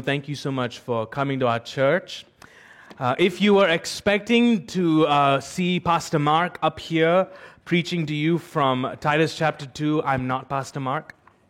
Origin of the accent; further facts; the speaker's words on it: United Arab Emirates; I'm an Indian, but I've actually lived in the UAE all my life. The UAE feels like it's my home.